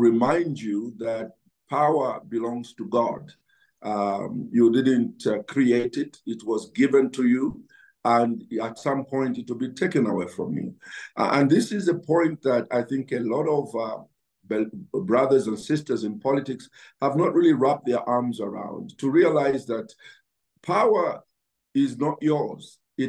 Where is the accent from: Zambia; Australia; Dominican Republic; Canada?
Zambia; Chinsali, Muchinga Province; I grew up in Chinsali, where we never, grew up without shoes on my feet